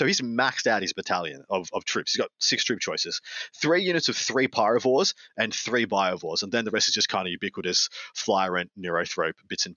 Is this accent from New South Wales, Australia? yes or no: no; Victoria, Australia; my home state in Victoria